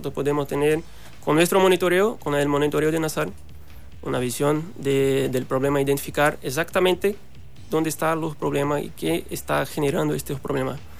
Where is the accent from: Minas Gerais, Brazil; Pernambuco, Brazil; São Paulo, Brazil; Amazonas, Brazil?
Pernambuco, Brazil; Recife; soy eh, de Brasil, como dije, soy de Recife, una ciudad del nordeste de Brasil